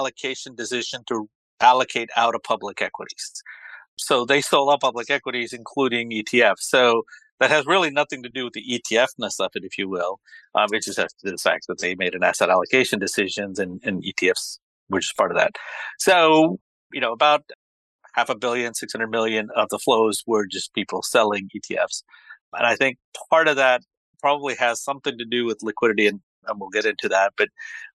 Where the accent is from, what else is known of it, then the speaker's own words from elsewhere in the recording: Dallas, Texas, United States; I grew up in Dallas.